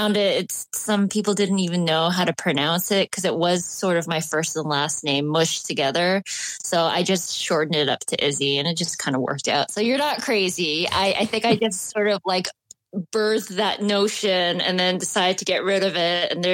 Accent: Canada; now in England, United Kingdom; I'm located right now in England, the UK, but I'm originally from Canada

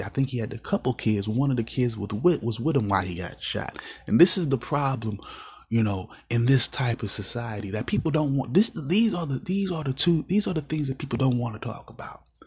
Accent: United States; as an American citizen

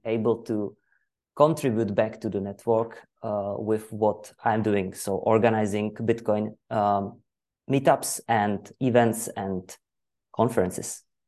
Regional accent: Czechia; English is a second language; I'm from Czech Republic. I live in Ostrava

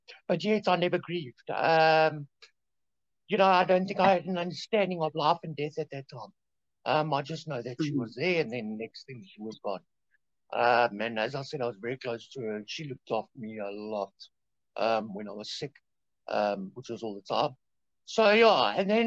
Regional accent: Germiston, Gauteng, South Africa; I was born in Germiston

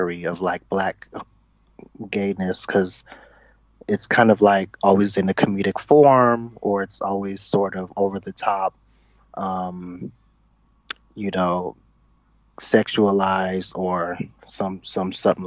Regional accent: Bay Area, Northern California, United States; I'm from Northern California, the Bay Area

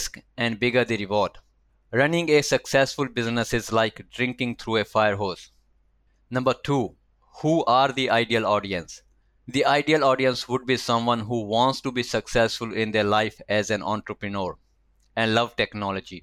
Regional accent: India; moved away as an adult; now in Melbourne, Australia; I was born and raised in India and arrived here in Melbourne for my master's in IT 15 years ago

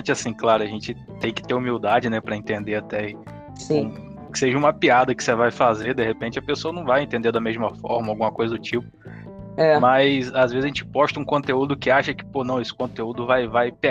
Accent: Campos dos Goytacazes, Rio de Janeiro, Brazil; Eu sou de Campos, dos Goitacazes, interior do Rio.

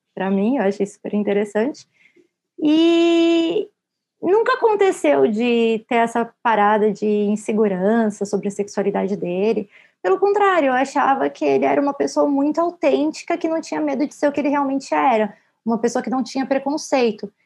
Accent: Brazil; nós, como brasileiros

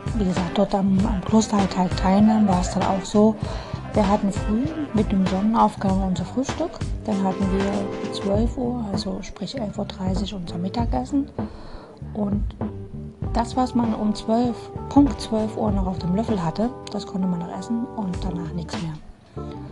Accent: Dresden, Saxony, Germany; Ich komme aus Dresden

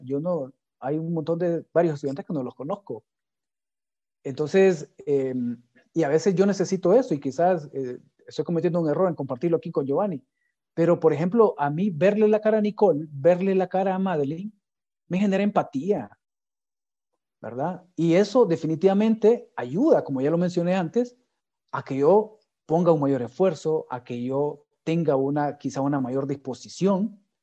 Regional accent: Honduras; Nuestras capacidades, nuestras competencias digitales como hondureños son bien bajas

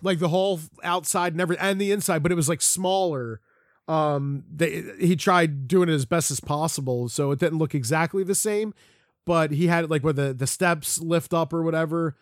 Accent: Collingdale, Pennsylvania, United States; also born or lived in Folsom, Pennsylvania; I say I'm from Philly, or, or if I was there, I live right outside of Philly

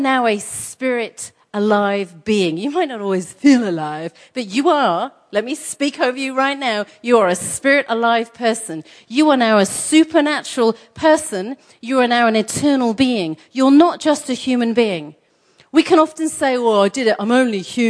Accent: England, United Kingdom; I'm English

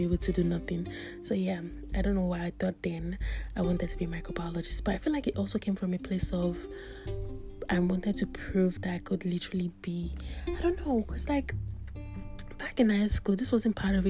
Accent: Nigeria; moved away; I'm a Nigerian. I grew up in Nigeria and I schooled in Nigeria

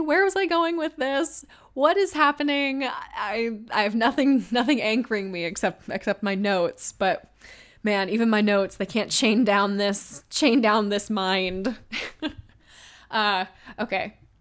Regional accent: Washington, United States; born or raised there; moved away as an adult; now in Los Angeles, United States

